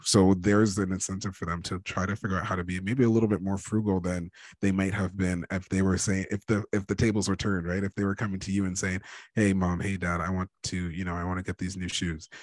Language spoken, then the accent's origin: English; Ontario, Canada; I'm Canadian. I was born and raised in uh, in Ontario, uh, Ontario, Canada.